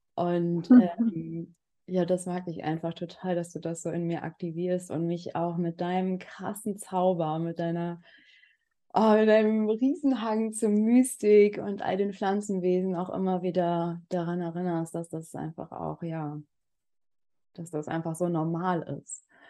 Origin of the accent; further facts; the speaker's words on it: Germany; moved away as an adult; also born or lived in Berlin; ich bin ja auch in Berlin geboren, aber durfte dann Gott sei Dank eine sehr lange Zeit ähm, auf dem Land aufwachsen, ähm, bis ich 20 war